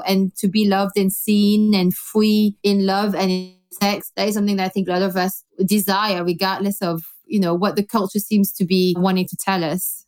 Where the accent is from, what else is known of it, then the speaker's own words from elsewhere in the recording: Belgium; now in London, United Kingdom; I grew up in Belgium